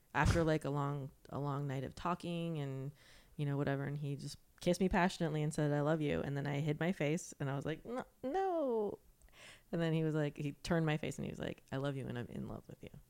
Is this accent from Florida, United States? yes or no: yes; Florida, United States; moved away; I'm from Florida